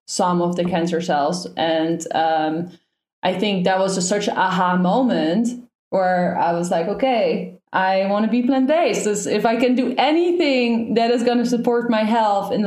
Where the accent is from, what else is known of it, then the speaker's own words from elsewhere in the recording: Netherlands; I'm from Holland. I'm Dutch.